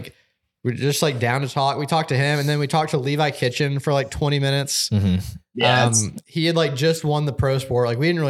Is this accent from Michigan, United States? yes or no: no; Atlanta, Georgia, United States; growing up in Atlanta